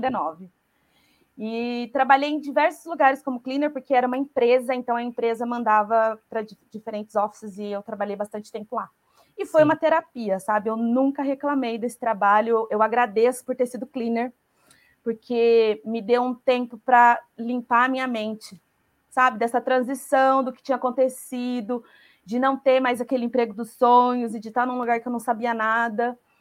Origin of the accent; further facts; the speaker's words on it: Taubaté, São Paulo, Brazil; moved away as an adult; now in Ireland; eu sou de Taubaté